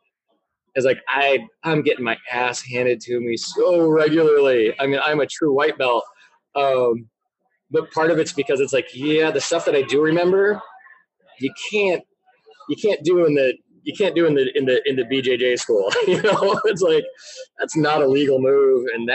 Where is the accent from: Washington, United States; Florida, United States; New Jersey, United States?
Washington, United States; Tacoma; I grew up in Tacoma